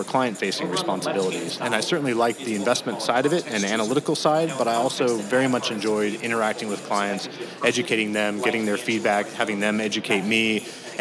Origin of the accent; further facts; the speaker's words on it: Colorado, United States; growing up in Colorado, we had the Denver Post and the Rocky Mount News